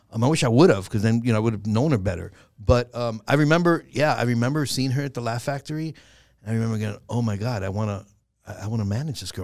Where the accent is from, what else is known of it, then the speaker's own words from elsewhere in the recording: New York City, New York, United States; growing up in the Bronx was, and I was raised mostly with my grandmother